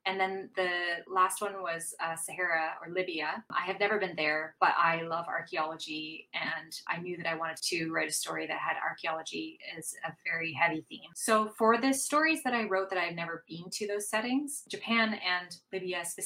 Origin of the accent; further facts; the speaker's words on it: Canada; also born or lived in Venice, Italy; I'm Canadian